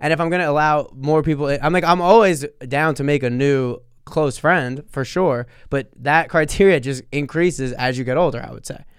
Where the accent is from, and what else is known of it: Sayreville, New Jersey, United States; born or raised there